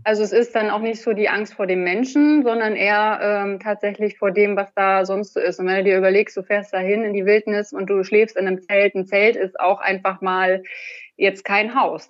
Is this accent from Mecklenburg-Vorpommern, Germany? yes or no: yes; Rostock, Mecklenburg-Vorpommern, Germany; Ich bin aus Rostock